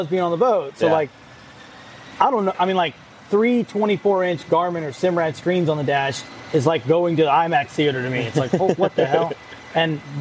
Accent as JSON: {"language": "English", "region": "Northeast Florida", "country": "United States", "said": "I'm from Northeast Florida"}